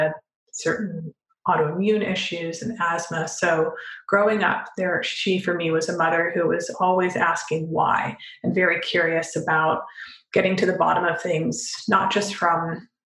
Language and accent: English; Canada; my dad was from Europe and we grew up in Canada